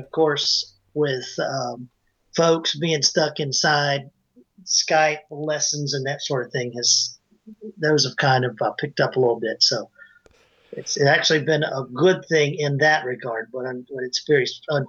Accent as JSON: {"language": "English", "region": "North Carolina", "country": "United States", "said": "I'm located right outside Charlotte, North Carolina, USA. And I'm originally from North Carolina. So this is my home state."}